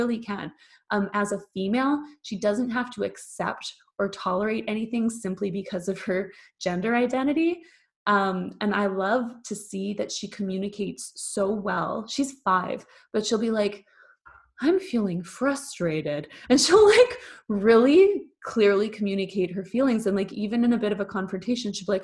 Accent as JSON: {"language": "English", "country": "Canada", "moved": "as an adult", "lives_now": "Germany", "said": "I live in Germany. I'm Canadian. I live in Germany."}